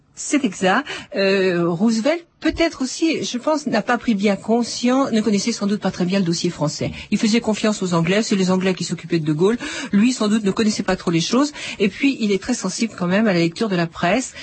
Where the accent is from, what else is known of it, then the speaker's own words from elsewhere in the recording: France; nous sommes français